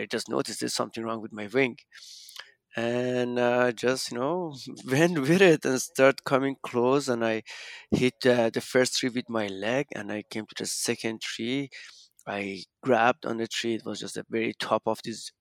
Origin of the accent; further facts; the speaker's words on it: Iran; moved away as an adult; also born or lived in Canada; I grew up in Iran until I was 19 when I moved to Canada